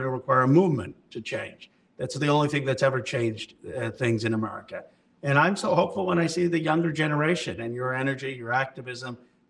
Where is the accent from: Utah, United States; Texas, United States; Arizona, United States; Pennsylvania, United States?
Pennsylvania, United States; Philadelphia; I was born in Philadelphia in 1976